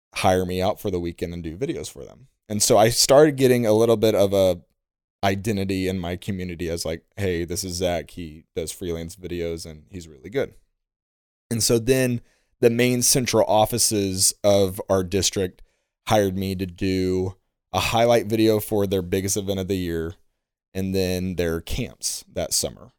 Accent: Illinois, United States; I'm a storyteller from Illinois

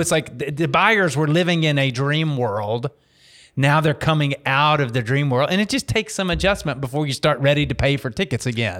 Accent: Dallas, Texas, United States; I grew up in Dallas going to Mav games

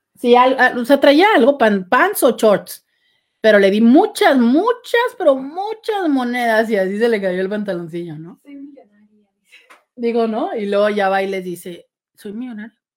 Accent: Mexico; soy mexicana

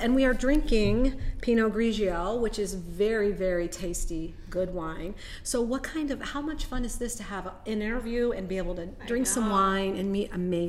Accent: Germany; I was born in Germany.

